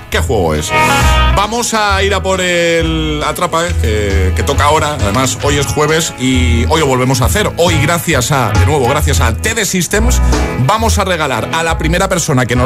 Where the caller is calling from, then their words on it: Valencia, Valencian Community, Spain; Buenos días … de Valencia.